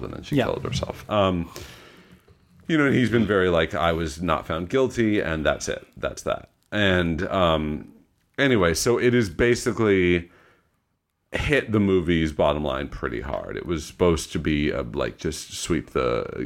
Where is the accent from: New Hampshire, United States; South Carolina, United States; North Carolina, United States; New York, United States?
New York, United States; Long Island; we grew up knowing him in Long Island